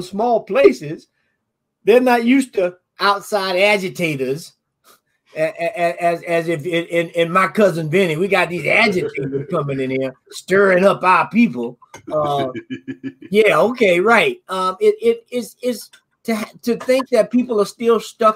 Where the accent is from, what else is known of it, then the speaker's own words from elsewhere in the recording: Florida panhandle, United States; moved away; I'm from Florida. I'm from the panhandle of Florida. And my hometown is, you know, 30 miles. So I can be in Georgia